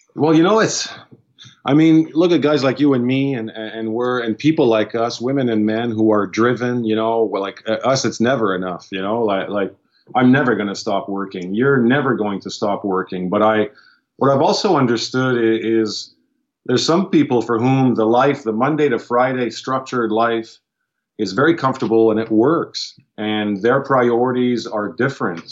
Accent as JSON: {"language": "English", "town": "Ottawa", "region": "Ontario", "country": "Canada", "tie": "born or raised there", "said": "We're francophone from Ottawa, so I'm a Franco-Ontarian, which is a linguistic minority in in, uh, in the province where I was born."}